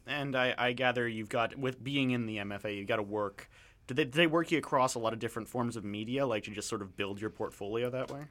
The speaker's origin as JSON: {"language": "English", "town": "London", "region": "Ontario", "country": "Canada", "said": "I'm from Southern Ontario"}